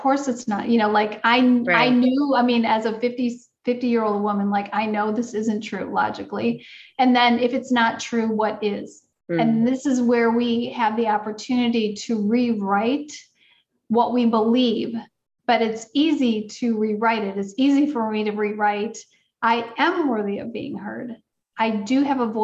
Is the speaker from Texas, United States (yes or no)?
no; Wisconsin, United States; I grew up in Wisconsin.